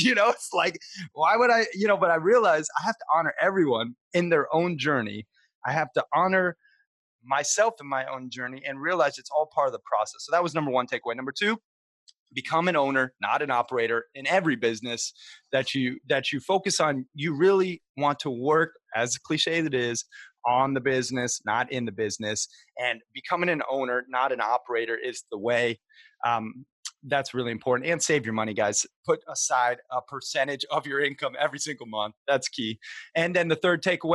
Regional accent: Montana, United States; also born or lived in Sarasota, Florida; I grew up half in Montana playing cowboy, you know, fishing, hunting, camping every chance I could, and then half in Sarasota, Florida, surf and skate and being a little, you know, beach bum

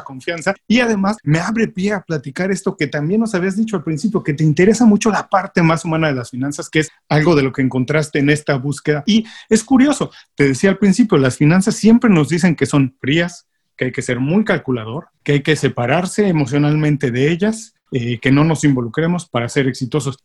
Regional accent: Mexico; yo soy mexicano y en México tenemos la costumbre

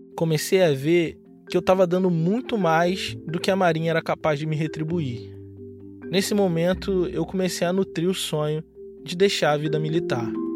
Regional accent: Baixada Fluminense, Rio de Janeiro, Brazil; moved away as an adult; also born or lived in Rio Grande, Rio Grande do Sul; De onde eu vim, a maioria das pessoas são como eu ou mais escuras do que eu. Pessoas brancas são minoria na Baixada Fluminense

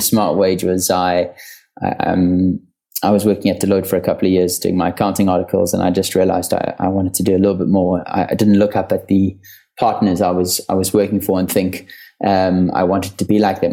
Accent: South Africa; I grew up in South Africa.

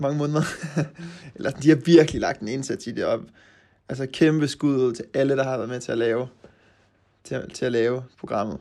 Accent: Aarhus, Central Denmark Region, Denmark; moved away as an adult; now in Norway; nu kommer jeg jo fra Aarhus

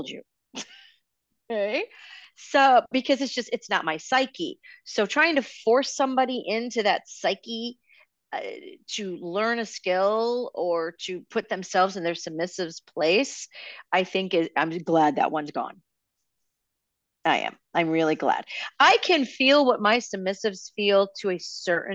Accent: Chicago, Illinois, United States; Chicago's always been my kind of town. It's my hometown

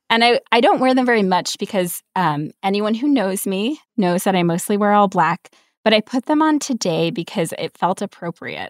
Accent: New York, United States; I grew up in New York where there, the Protestant population is not huge

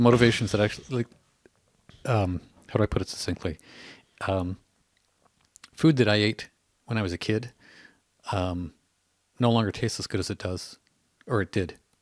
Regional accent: Canada; a Canadian

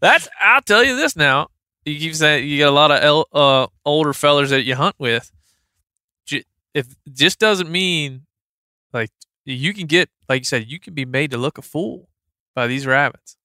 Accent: Maryland, United States; moved away; I'm from Maryland. I spent a lot of time on the Eastern Shore

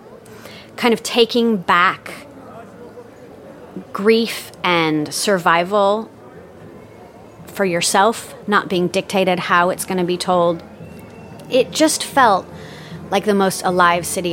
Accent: United States; as a Westerner, as an American.

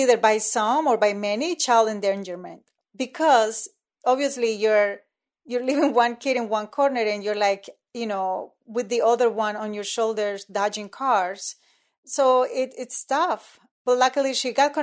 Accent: Colombia; now in Chicago, United States; So I'm originally from Colombia

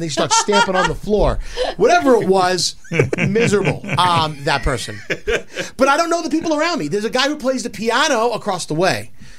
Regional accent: New York City, New York, United States; When I was growing up in Brooklyn, we had these attached row houses.

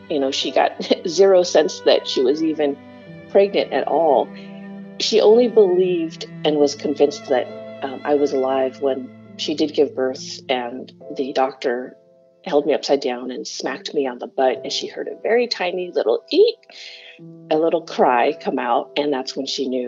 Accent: Kampong Som, Preah Sihanouk, Cambodia; born there; It was 1974 when I was born in Kampong Som, Cambodia.

